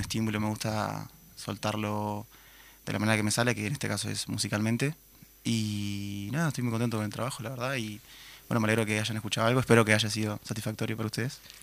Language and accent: Spanish; Minas, Lavalleja, Uruguay; soy de Minas, vine de Minas hoy